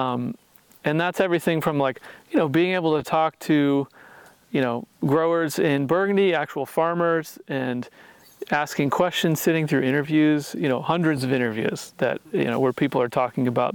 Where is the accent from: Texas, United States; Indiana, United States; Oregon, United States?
Indiana, United States; this kid from Indiana that really hadn't been too many places in the world